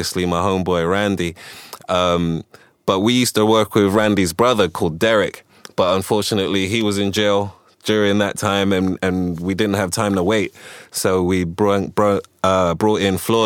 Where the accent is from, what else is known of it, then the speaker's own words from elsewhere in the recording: London, United Kingdom; also born or lived in Ghana / Washington, D.C., United States / Kensington, London; we moved to the UK in 1984. I was about 6 years old. I started going to different schools